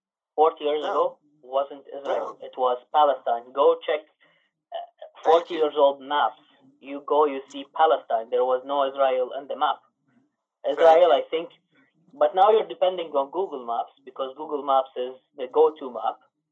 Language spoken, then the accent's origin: English; Canada; I'm from Canada.